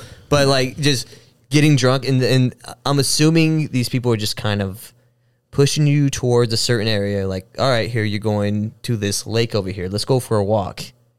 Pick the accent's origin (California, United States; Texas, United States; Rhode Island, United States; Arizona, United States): Texas, United States; El Paso; now in Austin, United States; And I grew up in El Paso, which is a lot like how San Antonio is.